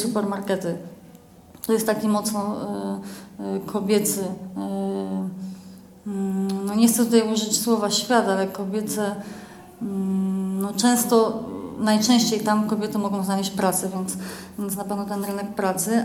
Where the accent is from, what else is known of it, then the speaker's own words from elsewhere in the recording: Poland; now in Kraków, Poland; pochodzę z małej miejscowości